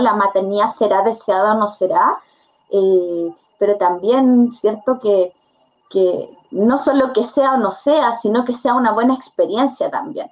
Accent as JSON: {"language": "Spanish", "town": "Curicó", "region": "Maule", "country": "Chile", "said": "yo no soy de Santiago, yo soy de Curicó."}